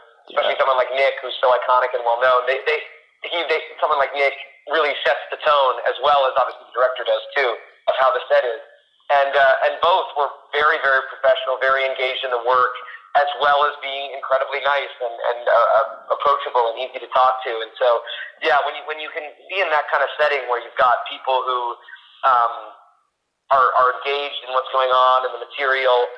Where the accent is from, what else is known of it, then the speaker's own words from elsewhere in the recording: Canada; I'm from Canada, so I got an agent in Canada when I was about 10 or 11